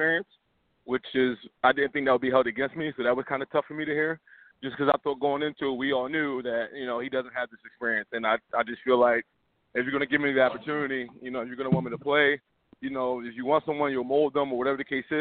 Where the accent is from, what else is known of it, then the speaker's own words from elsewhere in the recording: Philadelphia, Pennsylvania, United States; I grew up loving the team. It's my hometown team